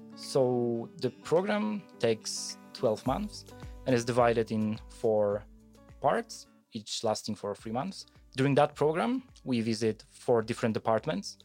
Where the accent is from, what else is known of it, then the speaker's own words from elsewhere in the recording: Poland; moved away as an adult; also born or lived in Wrocław, Poland / Germany; I come from a mid-sized village in Poland where we have a tissue mill